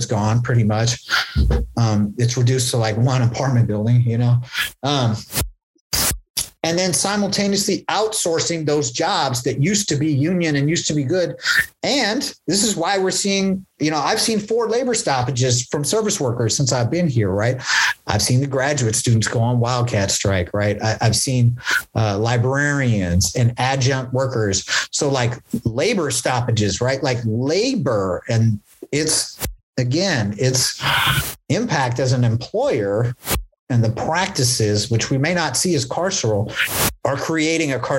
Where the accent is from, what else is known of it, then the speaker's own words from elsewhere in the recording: Berkeley, California, United States; growing up in West Berkeley, like there used to be actual hippies here